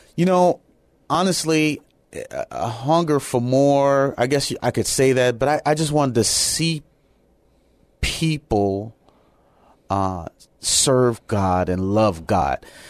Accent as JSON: {"language": "English", "town": "Chicago", "region": "Illinois", "country": "United States", "also_born_or_lived": "Japan", "moved": "yes", "said": "I'm originally from Chicago, Illinois"}